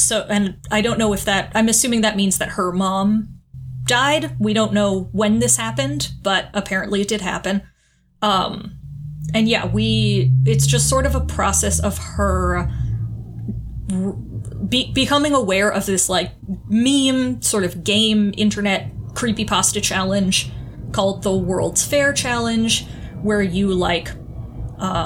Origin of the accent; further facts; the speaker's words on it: Western Massachusetts, United States; moved away; going back to my hometown is just, like, super depressing